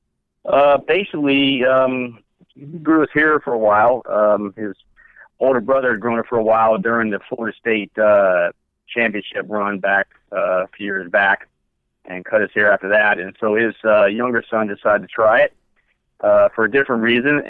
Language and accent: English; Japan; I was born in Japan, so I had the honor of being born the year of the rat